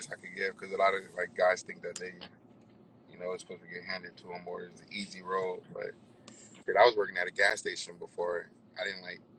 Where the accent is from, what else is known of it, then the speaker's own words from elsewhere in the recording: Bahamas; now in United States; I'm from the Bahamas